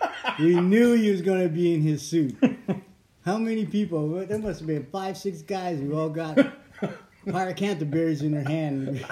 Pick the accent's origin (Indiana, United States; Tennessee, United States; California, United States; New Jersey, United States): California, United States; Fresno; this is Fresno in the 60s, you know, where you're out in the country.